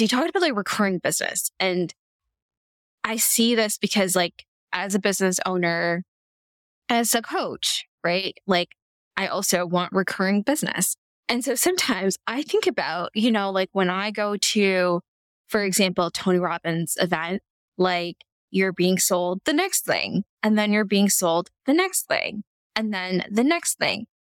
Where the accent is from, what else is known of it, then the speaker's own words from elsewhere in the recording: Canada; I'm Canadian